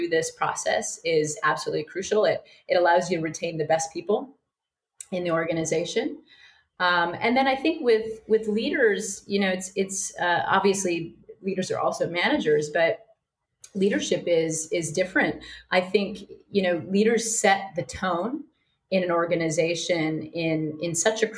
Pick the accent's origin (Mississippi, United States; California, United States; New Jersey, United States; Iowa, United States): Iowa, United States; also born or lived in New York City; now in Sydney, Australia; I'm from Iowa